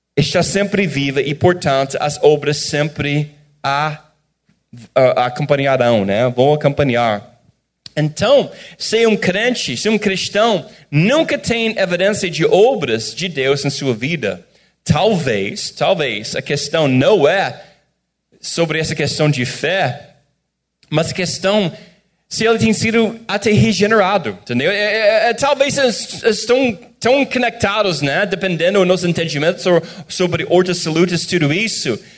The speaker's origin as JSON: {"language": "Portuguese", "country": "United States", "second_language": "Portuguese", "moved": "as an adult", "lives_now": "Brazil"}